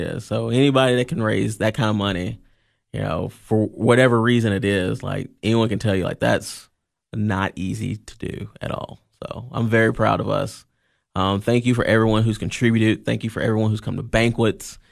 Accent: Columbia, Tennessee, United States; moved away as an adult; now in Cookeville, United States; I grew up in Columbia, Tennessee, um, and I moved up here in two thousand and five for Tennessee Tech

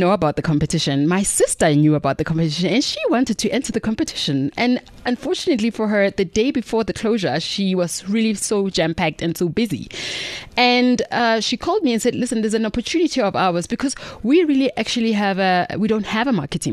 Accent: Mabopane, Gauteng, South Africa; We're from Pretoria, born and bred from Mapopani, ladies from Mapopani

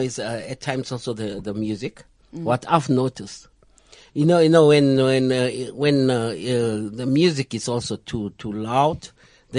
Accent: Johannesburg, Gauteng, South Africa; I'm from El Dorado Park, which is in Joburg

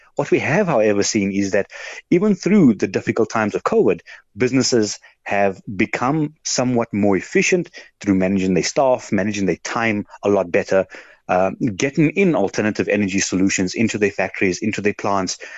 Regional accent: South Africa; being a South African

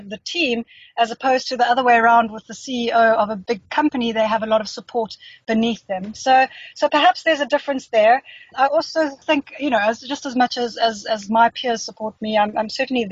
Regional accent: Johannesburg, Gauteng, South Africa; also born or lived in Cape Town / United Kingdom; I grew up in Joburg.

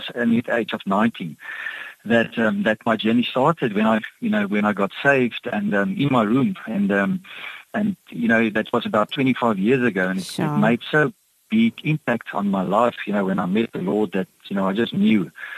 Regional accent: Cape Town, Western Cape, South Africa; also born or lived in Kimberley, Northern Cape; now in Hermanus, South Africa; I was born in Kimberley in the Northern Cape. And but it was about 5 years old that we moved to the northern suburbs. So I grew up in an area called Stellenberg

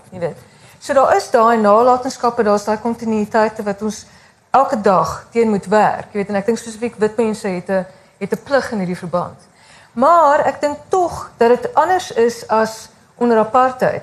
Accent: South Africa; ons as Suid-Afrikaners is ons opgevoed

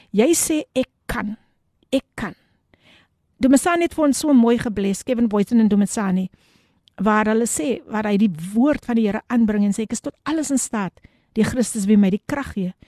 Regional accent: Somerset West, Western Cape, South Africa; now in Eerste River, South Africa; Ek is in Somerset West gebore en dit is net lekker om altyd terug te gaan na jou roots toe.

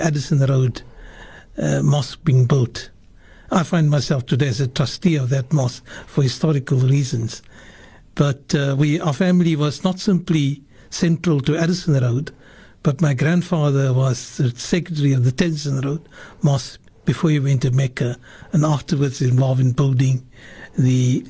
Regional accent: Cape Town, Western Cape, South Africa; I grew up in Salt River

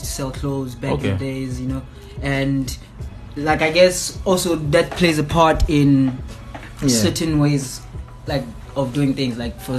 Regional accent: Sebokeng, Gauteng, South Africa; moved away; also born or lived in Gugulethu, Cape Town; I was actually born in a place called Vaal in Gauteng, south of Johannesburg. In a township called Sebokeng. And yeah, bro, that's actually where I grew up, and that's where I spent most of my childhood at, like my childhood life at.

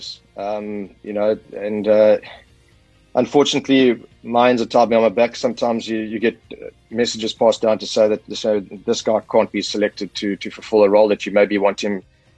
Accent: South Africa

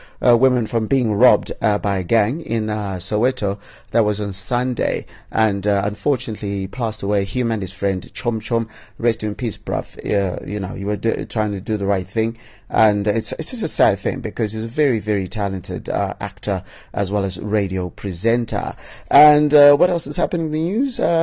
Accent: Bulawayo, Zimbabwe; I'm from Bulawayo

